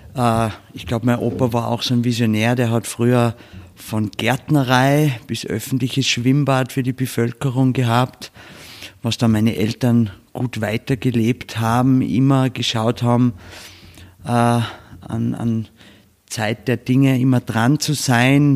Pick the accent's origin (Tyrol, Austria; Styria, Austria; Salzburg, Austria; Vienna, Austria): Salzburg, Austria; Bad Hofgastein; wir sind da aufgewachsen in dem Betrieb